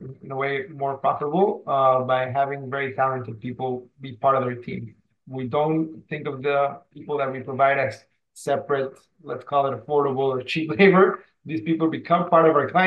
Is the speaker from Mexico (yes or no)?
yes; Mexico City, Mexico; now in San Diego, United States; I am currently located in San Diego. I've been here for quite a few years. I'm originally from Mexico City